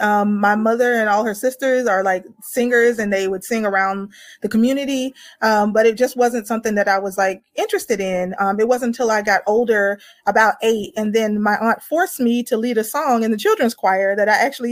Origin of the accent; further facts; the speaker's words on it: Atlanta, Georgia, United States; I've been in Atlanta, Georgia for a very long time. So I say I'm from Atlanta